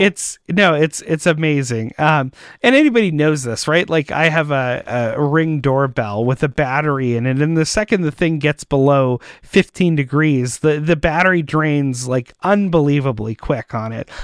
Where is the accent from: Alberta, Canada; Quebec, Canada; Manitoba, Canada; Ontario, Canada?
Manitoba, Canada; Winnipeg; I'm from Winnipeg